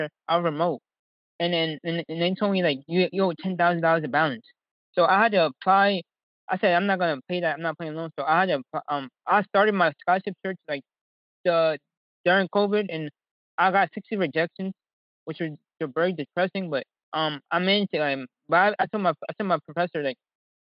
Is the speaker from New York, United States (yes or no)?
yes; New York City, New York, United States; growing up in Harlem